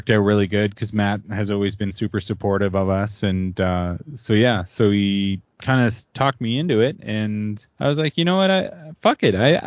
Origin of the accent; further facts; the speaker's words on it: southwestern Ontario, Canada; also born or lived in Alberta; now in Manitoba, Canada; I grew up in southwestern Ontario, up in the Great White North